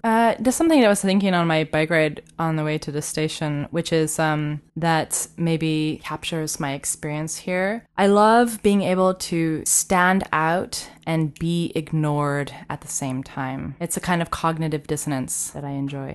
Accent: Katy, Texas, United States; moved away as an adult; now in Osaka, Japan; I grew up in Texas. My parents are from California

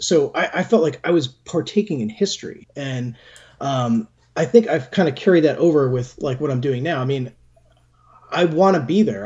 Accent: Brookfield, Connecticut, United States; I grew up in Brookfield, Connecticut, which is about an hour and a half from New York City.

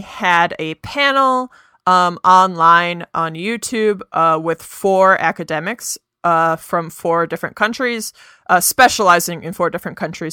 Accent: United States; we are both American

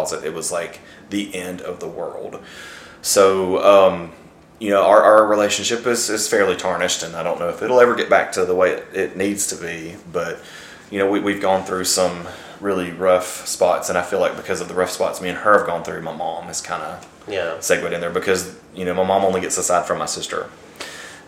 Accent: St. Clair County, Alabama, United States; I'm from St. Clair County, Alabama

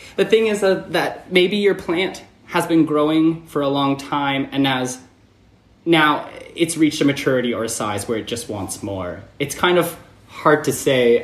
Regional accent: about an hour outside of Toronto, Ontario, Canada; now in United States; I grew up about an hour outside of Toronto in in a rural farming town that's pretty small.

